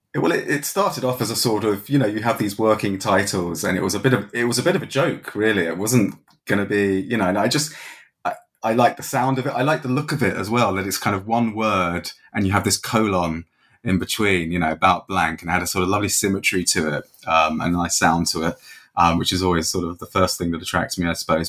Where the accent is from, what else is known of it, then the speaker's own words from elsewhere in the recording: England, United Kingdom; now in Dublin, Ireland; I'm from England originally, um, but I've been here sort of more than half my life now